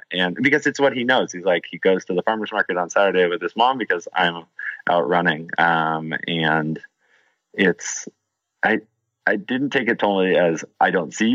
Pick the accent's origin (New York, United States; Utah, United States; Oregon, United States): Oregon, United States; Portland; growing up in Portland